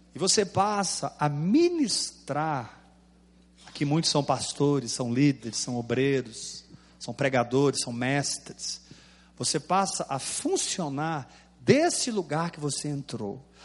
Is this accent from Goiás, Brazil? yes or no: yes; Goiás, Brazil; eu sou goiano